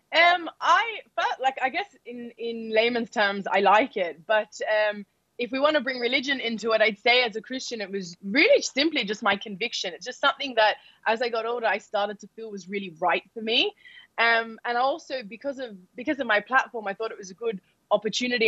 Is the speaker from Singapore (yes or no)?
no; Australia; I'm born in Australia